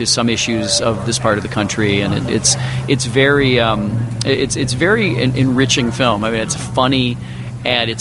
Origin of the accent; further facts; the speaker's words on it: Detroit, Michigan, United States; now in Los Angeles, United States; I'm from Detroit, Michigan. So coming here is basically coming home for me